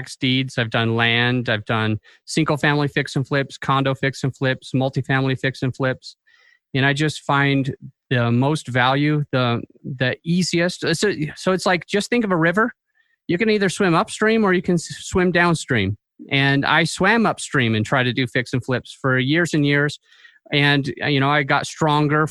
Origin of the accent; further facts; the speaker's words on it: Utah, United States; I'm from Utah